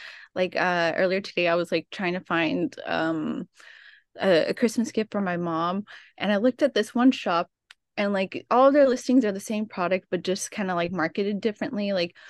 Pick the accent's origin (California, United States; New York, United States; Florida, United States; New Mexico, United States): California, United States; Oxnard; So I'm from Oxnard, California, which is just right outside of LA, and I've always wanted to travel.